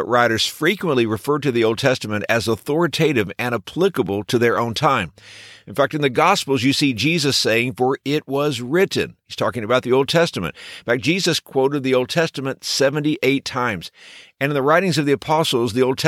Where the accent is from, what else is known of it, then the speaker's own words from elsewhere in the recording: Texas, United States; when I was a boy growing up in Texas